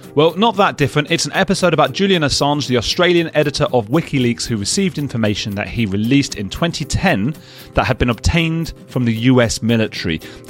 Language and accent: English; London, United Kingdom; Assange had to flee and spent years living in the Ecuadorian embassy in my hometown of London.